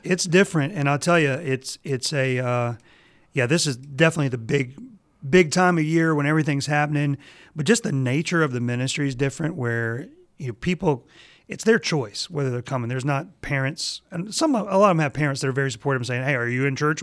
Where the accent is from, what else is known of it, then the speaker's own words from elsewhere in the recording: Mississippi, United States; I'm from Mississippi